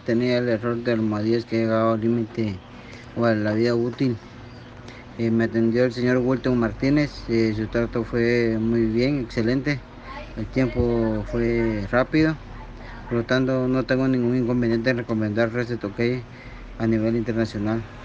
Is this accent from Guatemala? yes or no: yes; Guatemala; soy de Guatemala